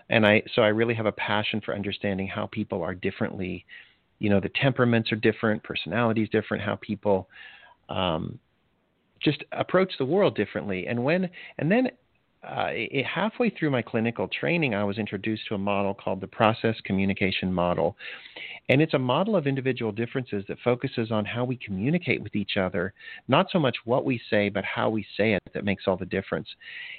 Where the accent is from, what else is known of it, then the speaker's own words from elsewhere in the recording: DR Congo; moved away; also born or lived in Botswana; I actually, even before that, I grew up in Africa. My parents were missionaries, and I spent most of my early year in Zaire, which is now the Democratic Republic of Congo, and then Botswana.